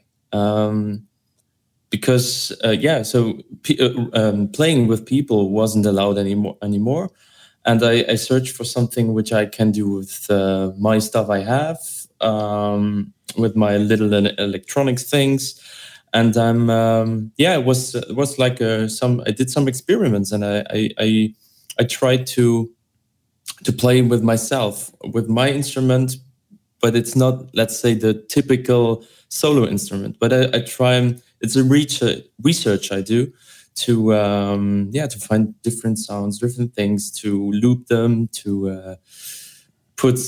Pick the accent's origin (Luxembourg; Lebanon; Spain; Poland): Luxembourg; moved away as an adult; now in Germany; I'm coming from Luxembourg. Right now I'm living in Germany, but I did my school in Luxembourg.